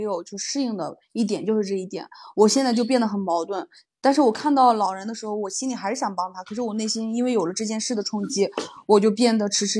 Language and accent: Chinese; China; now in Japan; 咱们作为中国人吧，